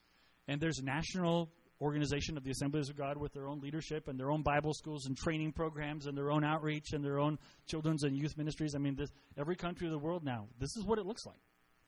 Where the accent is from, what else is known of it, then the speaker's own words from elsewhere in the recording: Costa Rica; I grew up in Costa Rica. So my parents were missionaries. My whole growing up life. So I was 4 years old when we went, and I graduated from high school in Costa Rica.